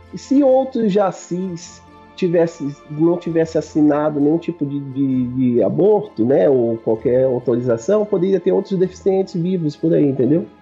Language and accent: Portuguese; Brasília, Federal District, Brazil; eu sou aqui de Brasília.